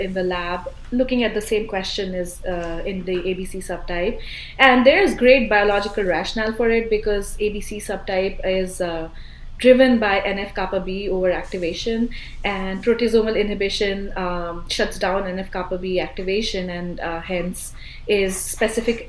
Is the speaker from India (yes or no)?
yes; India; now in United States; I originally I'm from India